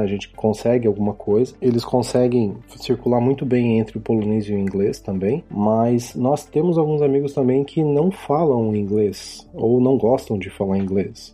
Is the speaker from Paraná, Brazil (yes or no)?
yes; Ponta Grossa, Paraná, Brazil; moved away as an adult; also born or lived in Curitiba, Brazil; now in Poland; eu sou natural de Ponta Grossa, no Paraná, lar do glorioso Operário Ferroviário Esporte Clube. Nasci e me criei lá